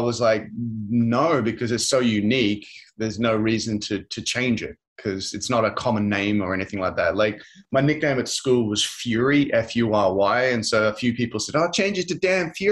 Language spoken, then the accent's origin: English; Brisbane, Queensland, Australia; I was born in Brisbane in Australia.